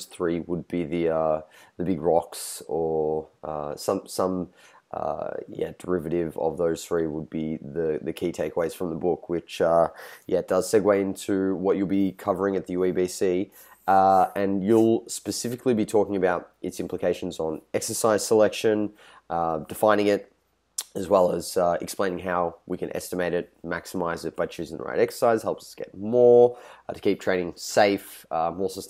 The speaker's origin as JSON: {"language": "English", "country": "Australia", "said": "I'm Australian"}